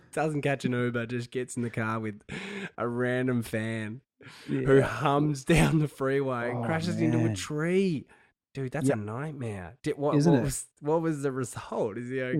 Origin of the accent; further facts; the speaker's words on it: Launceston, Tasmania, Australia; I'm from Launceston, so I hate those dogs from Hobart.